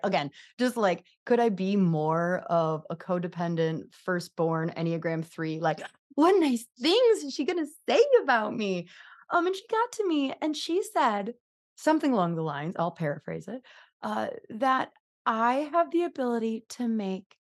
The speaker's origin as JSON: {"language": "English", "country": "United States", "accent": "American", "said": "I'm just going to keep my American accent on the thing."}